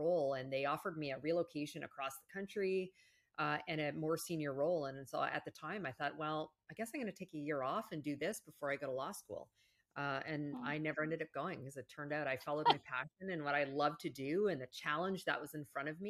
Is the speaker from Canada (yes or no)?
yes; Canada; moved away; I'm actually originally from Canada.